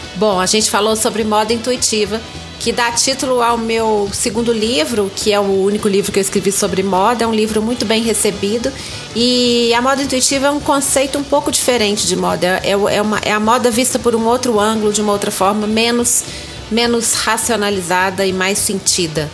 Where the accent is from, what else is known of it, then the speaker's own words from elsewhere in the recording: Minas Gerais, Brazil; accent: mineirinho; tenho 50 anos, sou mineira